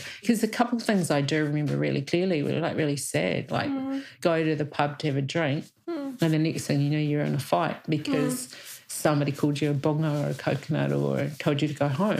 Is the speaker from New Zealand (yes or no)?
yes; New Zealand; we see things more than we realise as Kiwi.